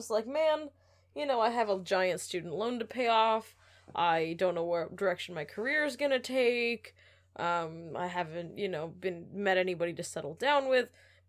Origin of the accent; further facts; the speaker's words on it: Moncton, New Brunswick, Canada; born there; And the hospital he was taken to in Moncton is in the French network, not the English network. Because I was born on the English side.